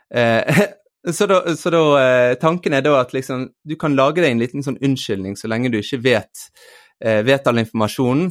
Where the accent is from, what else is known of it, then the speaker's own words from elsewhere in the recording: Bergen, Vestland, Norway; moved away; also born or lived in Eastern Norway (Østlandet); Jeg vokste opp i Bergen, ble født i Bergen, men vokste opp også deler på Østlandet